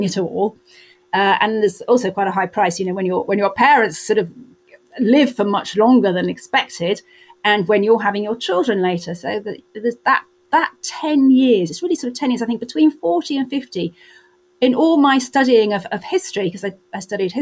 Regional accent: Wales, United Kingdom; I grew up in Wales with no car

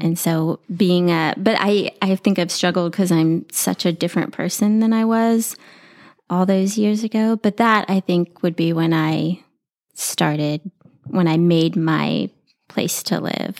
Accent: San Antonio, Texas, United States; I grew up here in San Antonio

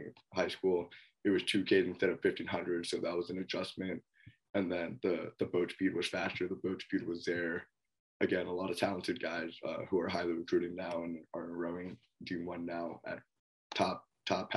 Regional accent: Northern Virginia, United States; moved away as an adult; now in Oregon, United States; from where I'm from Virginia, Northern Virginia

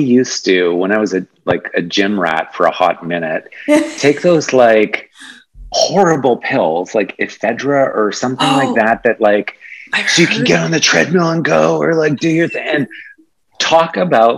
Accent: Yorkton, Saskatchewan, Canada; now in Toronto, Canada; I grew up in Saskatchewan in a very Ukrainian Polish little city called Yorkton.

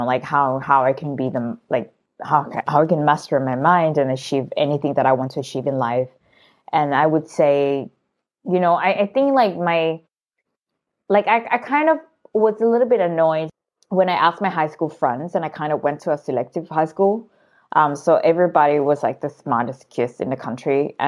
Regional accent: Thailand; I grew up in Thailand

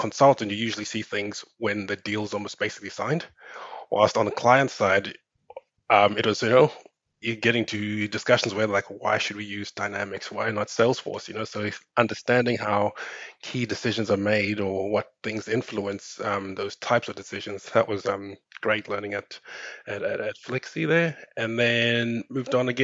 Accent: Cape Town, Western Cape, South Africa; moved away as an adult; also born or lived in Zimbabwe / Auckland, New Zealand / Australia; I'm originally from Zimbabwe. I grew up and I did my uni in South Africa in Cape Town

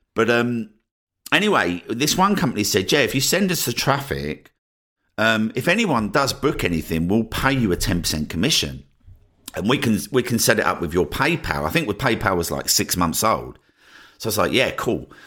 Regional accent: Essex, East of England, United Kingdom; moved away as an adult; also born or lived in Cornwall / Brighton; my hometown in Essex

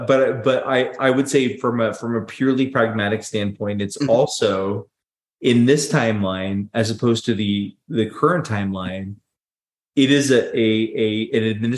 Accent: United States; Like, obviously, like, I am an American. I grew up in the United States. I've been in the United States my whole life.

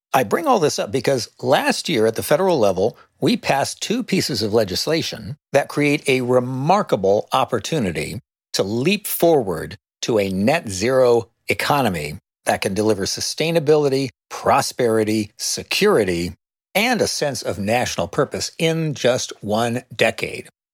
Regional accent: Sunnyvale, California, United States; When I was a young activist growing up in Silicon Valley and Sunnyvale

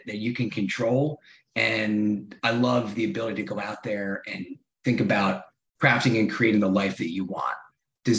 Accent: Madison, New Jersey, United States; also born or lived in New York City; growing up in Madison, New Jersey, great suburb

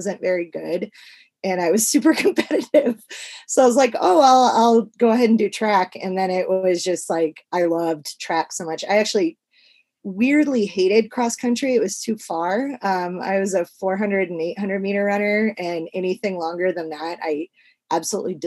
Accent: St. Charles, Missouri, United States; now in California, United States; So I live in like the mountains in California now, but I grew up in St. Charles, Missouri, which is like a suburb of St. Louis.

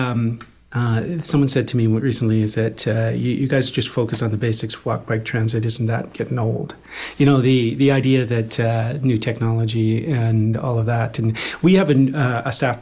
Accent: Mission, British Columbia, Canada; now in Vancouver, Canada; I grew up in Mission in high school

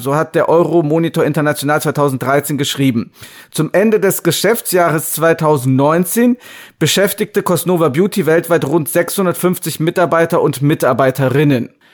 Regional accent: Rhineland, Germany; now in China; wir kommen ja beide aus dem Rheinland

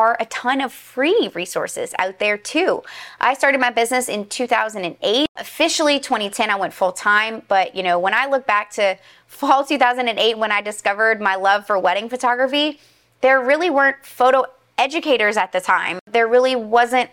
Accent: Louisiana, United States; I'm from Louisiana

